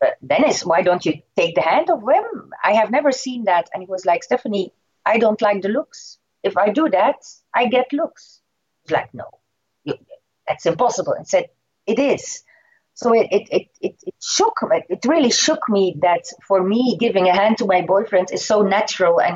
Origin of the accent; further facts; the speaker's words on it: Ghent, Flanders, Belgium; In my hometown, in Ghent